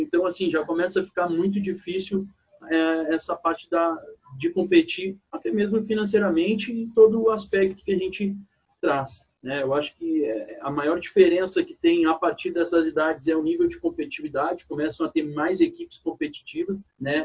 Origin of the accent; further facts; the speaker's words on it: Porto Alegre, Rio Grande do Sul, Brazil; moved away as an adult; also born or lived in Caxias do Sul; now in São Paulo, Brazil; sou natural de Rio Grande do Sul, Porto Alegre